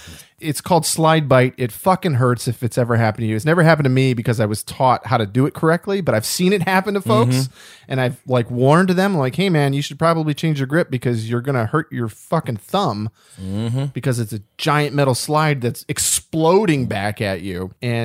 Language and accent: English; United States; I'm stereotypical American guy.